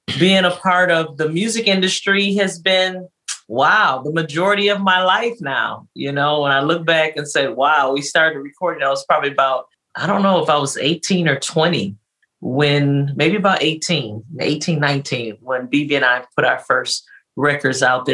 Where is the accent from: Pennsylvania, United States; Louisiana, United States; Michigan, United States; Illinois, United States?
Michigan, United States; Detroit; I was born and raised in Detroit, Michigan.